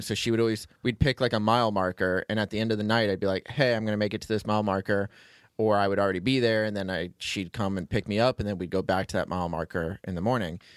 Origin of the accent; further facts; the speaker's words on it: Florida, United States; I'm from Florida